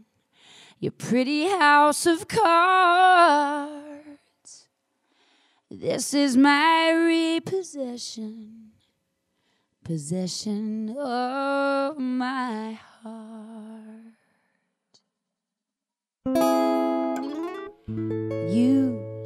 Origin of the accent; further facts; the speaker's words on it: Vermont, United States; I grew up in Vermont